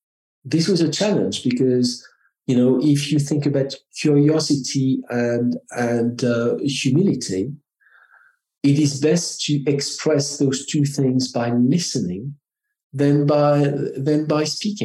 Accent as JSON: {"language": "English", "country": "France", "accent": "French", "second_language": "English", "moved": "yes", "lives_now": "United States", "said": "Because I am French, I have an accent"}